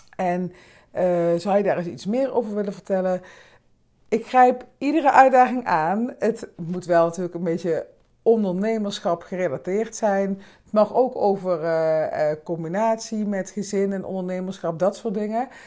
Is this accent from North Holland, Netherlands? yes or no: no; Limburg, Netherlands; now in Amsterdam, Netherlands; Ik kom natuurlijk uit Limburg